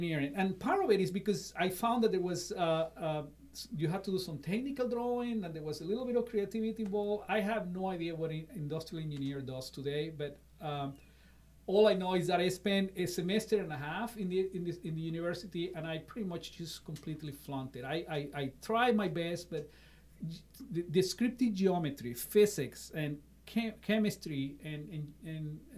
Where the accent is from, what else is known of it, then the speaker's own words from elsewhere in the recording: Caracas, Capital District, Venezuela; moved away as an adult; now in Iowa, United States; I was born in Caracas, Venezuela, and I was the oldest of three, and I don't know if you know this, but I went to a military high school